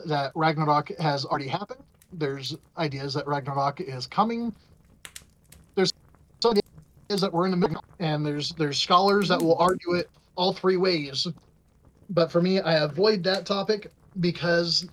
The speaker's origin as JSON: {"language": "English", "region": "Scotland", "country": "United Kingdom", "said": "I'm Scottish and stubborn sometimes"}